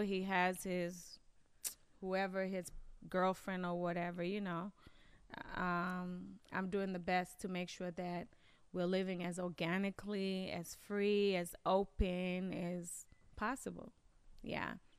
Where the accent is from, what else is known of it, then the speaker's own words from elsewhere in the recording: Kenya; also born or lived in Maryland, United States / Washington, D.C., United States; now in Michigan, United States; I grew up in Kenya